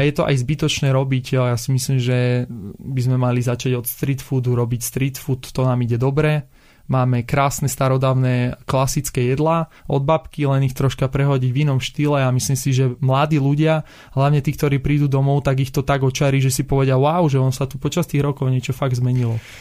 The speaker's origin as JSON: {"language": "Slovak", "town": "Bratislava", "region": "Bratislava Region", "country": "Slovakia", "tie": "born or raised there", "also_born_or_lived": "Kysucké Nové Mesto", "said": "Ja som rodený Bratislavčan"}